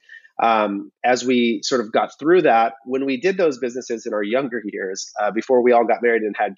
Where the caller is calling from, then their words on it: California, United States; I'm in from Southern California